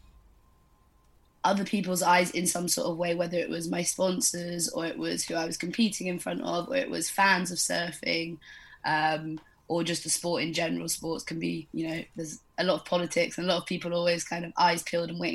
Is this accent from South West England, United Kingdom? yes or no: yes; Devon, South West England, United Kingdom; also born or lived in Bali; I moved back to my family home in Devon